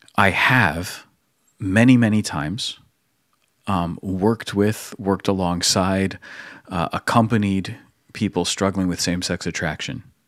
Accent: United States; as an American

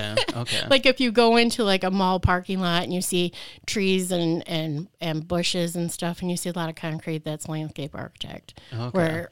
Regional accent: Leslie, Michigan, United States; I actually grew up in a small town south of Lansing, in Leslie. So yes, I am originally from Michigan in the Lansing area.

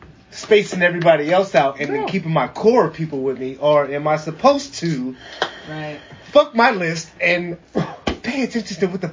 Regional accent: Seattle, Washington, United States; I'm from Seattle, born and raised.

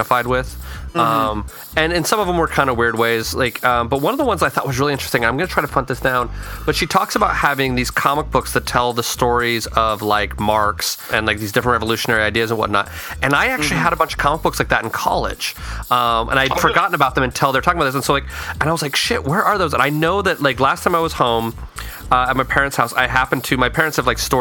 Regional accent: Utah, United States; moved away as an adult; growing up in Utah

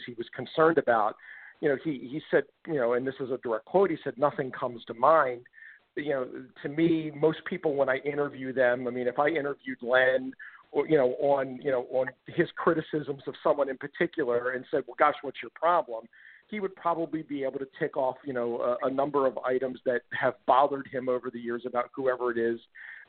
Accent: Middle River, Maryland, United States; I'm from Middle River and I'm a journalist

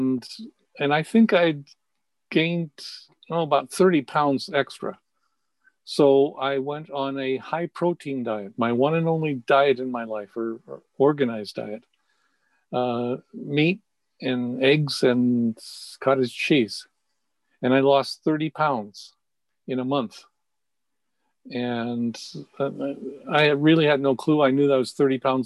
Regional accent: San Francisco, California, United States; I was raised in San Francisco.

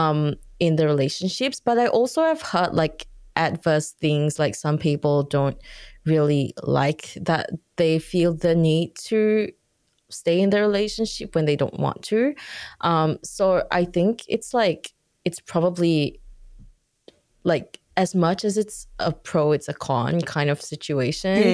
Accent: Singapore; I'm from Singapore

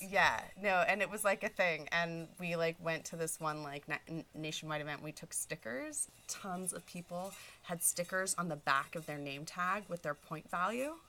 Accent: Fresno, California, United States; I grew up in Fresno

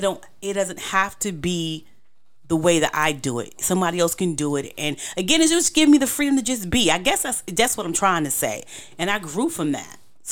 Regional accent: New York, United States; now in Charlotte, United States; because I came from New York, everything is about protection and survival. So to come to Charlotte and all this space

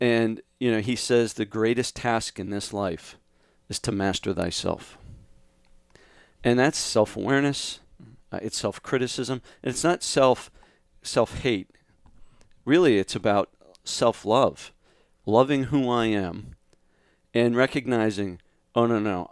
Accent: Scituate, Massachusetts, United States; moved away as an adult; now in Austin, United States; I grew up in Massachusetts

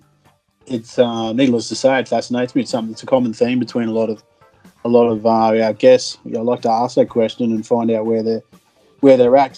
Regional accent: Western Queensland, Australia; I grew up in Western Queensland

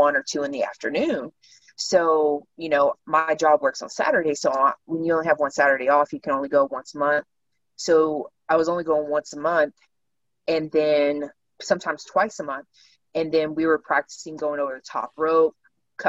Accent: Overton, Texas, United States; moved away; also born or lived in Dallas–Fort Worth, Texas; we had moved from DFW to a small town called Overton, which is where I say I'm from. Like I grew up in Overton.

